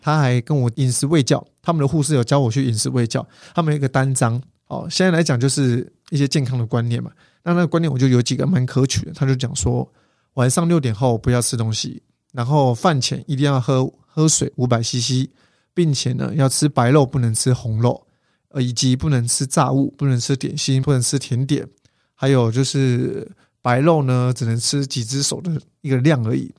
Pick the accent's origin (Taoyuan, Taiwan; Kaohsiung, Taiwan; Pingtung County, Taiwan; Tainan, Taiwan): Kaohsiung, Taiwan; 我是高雄人，那个时候我去大寮去念书